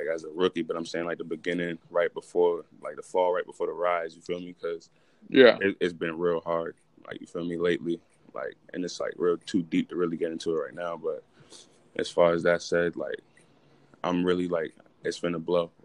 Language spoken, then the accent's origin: English; Boston, Massachusetts, United States; now in Randolph, United States; I'm from Boston, Roxbury, Massachusetts. Right now, I'm in Randolph, though